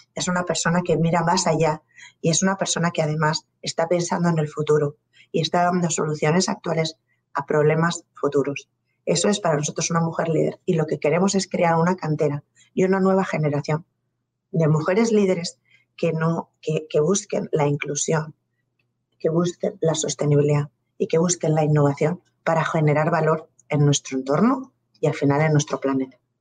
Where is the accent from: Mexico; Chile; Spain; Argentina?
Spain; moved away as an adult; also born or lived in Colombia